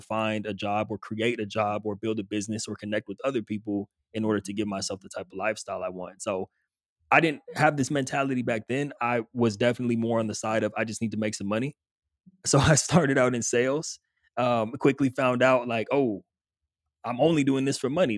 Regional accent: Southern California, United States; moved away as an adult; grew up in Southern California

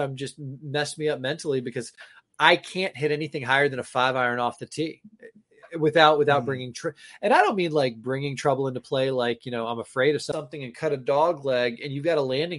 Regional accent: Florida, United States; now in New England, United States; I grew up in Florida.

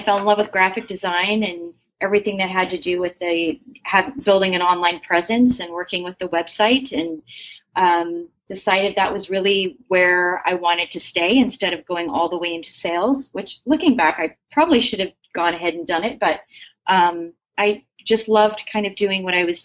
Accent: Scottsdale, Arizona, United States; moved away; I was actually raised in Scottsdale

